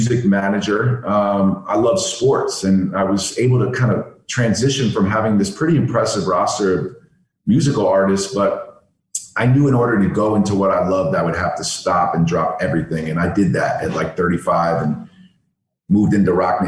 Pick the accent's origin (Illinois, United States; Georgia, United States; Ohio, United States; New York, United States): New York, United States; New York City; I grew up in New York City